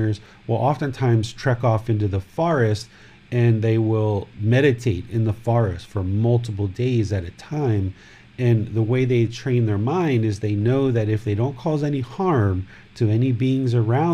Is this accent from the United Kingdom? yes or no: no; United States; now in Thailand; growing up in America